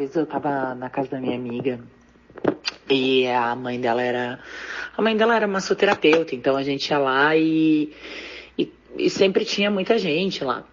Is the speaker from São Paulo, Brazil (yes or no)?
no; Taquari, Rio Grande do Sul, Brazil; eu sou de Itaquari, que é uma cidade que fica aqui pertinho, 40 quilômetros, ali para aquelas bandas ali de, de Paverama